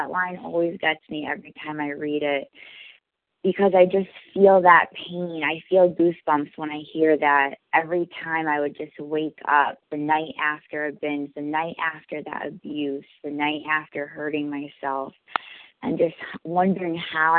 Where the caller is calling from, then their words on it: New York, United States; I'm calling from New York.